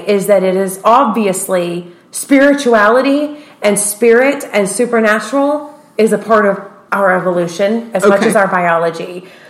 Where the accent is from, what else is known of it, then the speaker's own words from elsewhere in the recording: the South, United States; accent: southern; my southern accent came out.